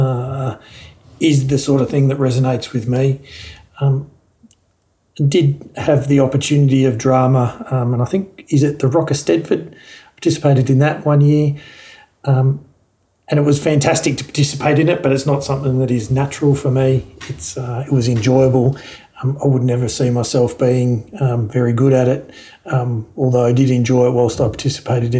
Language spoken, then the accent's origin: English; Park Orchards, Victoria, Australia; also born or lived in Launching Place; we moved from living in Launching Place to we then lived in Park Orchards until I finished living at home essentially and finished school.